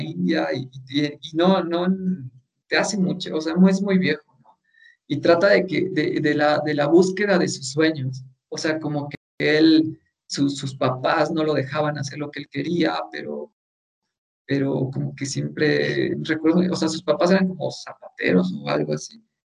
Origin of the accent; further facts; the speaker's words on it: Mexico; nosotros como mexicanos